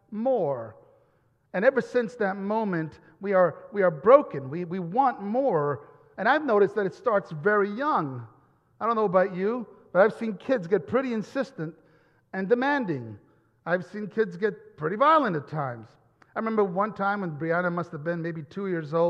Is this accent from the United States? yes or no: no; Italy; moved away; Growing up in Italy